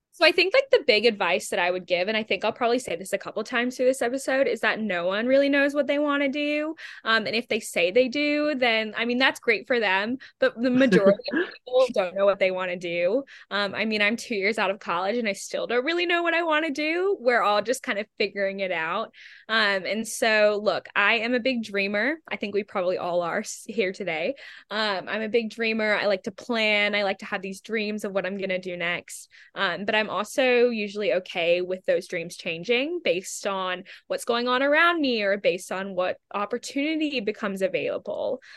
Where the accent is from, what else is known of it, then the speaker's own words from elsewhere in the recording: Australia; also born or lived in England / United States; now in New York City, United States; I'm originally from Australia, so I've kind of been bebopping around for a couple years